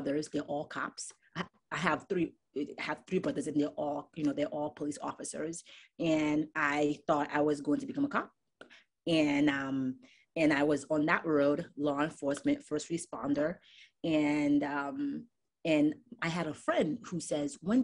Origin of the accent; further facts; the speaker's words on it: Newark, New Jersey, United States; You know, my mom barely spoke English. We grew up in Newark, New Jersey.